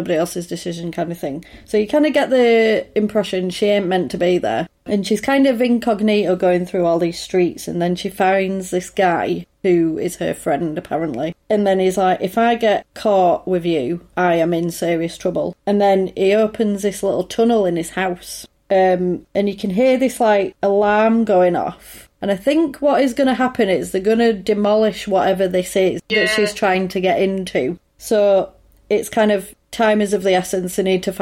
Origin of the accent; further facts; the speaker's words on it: England, United Kingdom; I'm English.